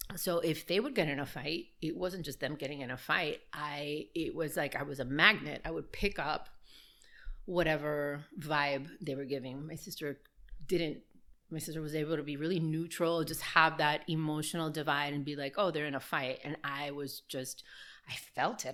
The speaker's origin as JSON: {"language": "English", "town": "Miami", "region": "Florida", "country": "United States", "tie": "born or raised there", "also_born_or_lived": "Burbank, California / Manzanillo, Cuba (parents)", "said": "I was born in Burbank, uh, California, and um, moved to Miami probably maybe two or three years after I was born"}